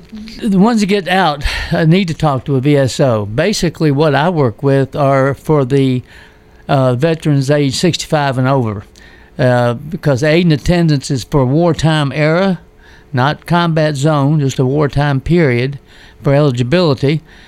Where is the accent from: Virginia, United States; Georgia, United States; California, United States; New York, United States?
Virginia, United States; moved away as an adult; also born or lived in Hawaii; now in Tennessee, United States; I'm from Virginia originally